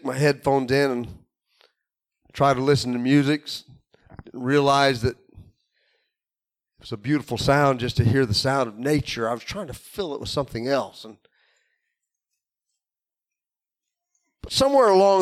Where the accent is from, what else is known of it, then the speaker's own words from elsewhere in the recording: Illinois, United States; Growing up in Illinois